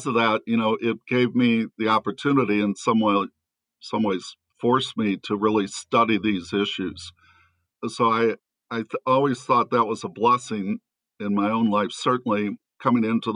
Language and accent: English; St. Louis, Missouri, United States; I'm originally from St. Louis.